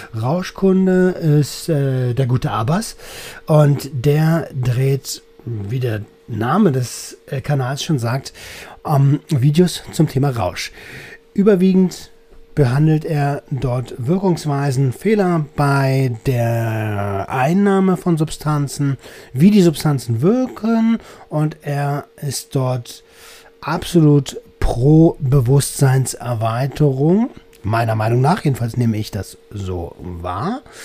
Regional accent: Velten, Brandenburg, Germany; Ich komme aus der Nähe von Berlin

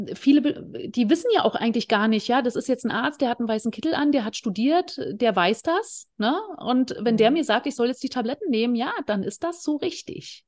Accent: former East Germany, Germany; ich komme äh, aus dem Leistungssport, äh, aus der ehemaligen DDR. Ich habe äh, Leichtathletik und Eisschnelllauf gemacht

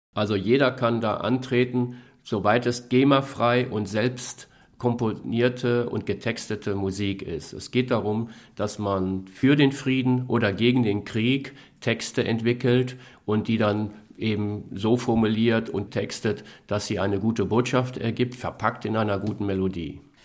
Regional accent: Germany; wir als Deutsche

